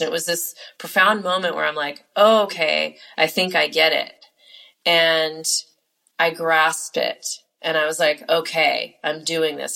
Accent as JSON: {"language": "English", "region": "California", "country": "United States", "said": "I am from California"}